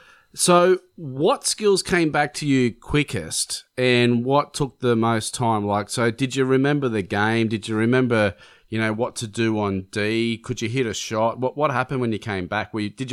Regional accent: Cabramatta, New South Wales, Australia; definitely where we grew up in Cabramatta

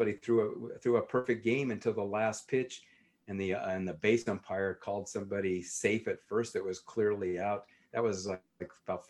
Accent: Rocky Mountain West, United States; also born or lived in Utah / Cody, Wyoming / Denver, Colorado / Durango, Colorado; No, I'm from Rocky Mountain West is where I grew

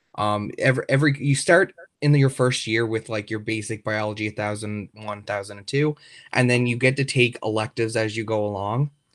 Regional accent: Trout River, Newfoundland and Labrador, Canada; also born or lived in St. John's, Newfoundland; I'm from Troutey, Newfoundland

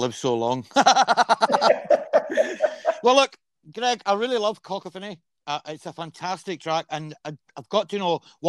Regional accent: Scotland, United Kingdom; I'm Scottish

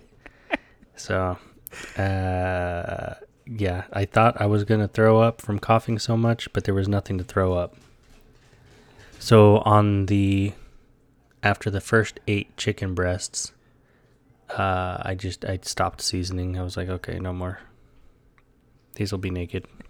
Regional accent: Texas, United States; moved away as an adult; also born or lived in Hawaii; being in Texas, growing up in Texas

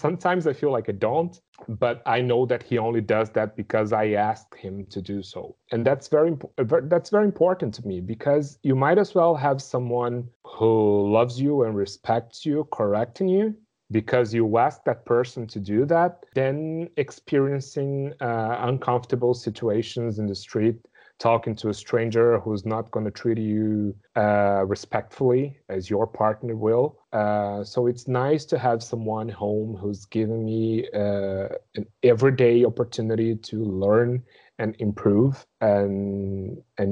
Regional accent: Brazil; English is a second language

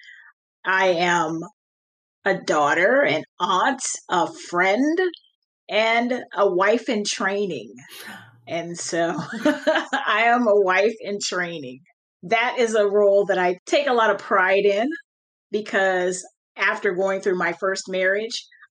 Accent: California, United States; I grew up in California, so I didn't grow up with my cousins

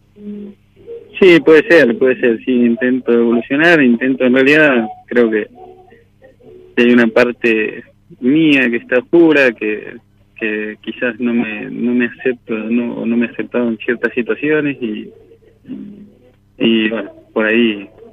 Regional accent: southern Mendoza, Argentina; Del sur de Mendoza, de un pueblito.

